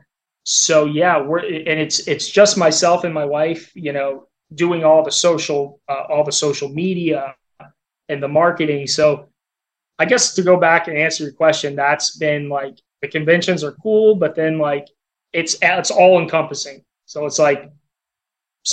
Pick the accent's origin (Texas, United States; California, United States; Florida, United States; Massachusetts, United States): Florida, United States; Altamonte Springs; moved away; we're from Orlando, small world, but yeah, grew up in Altamont Springs